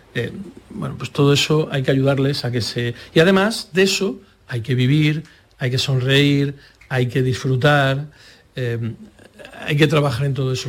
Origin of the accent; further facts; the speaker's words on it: Andalusia, Spain; como andaluces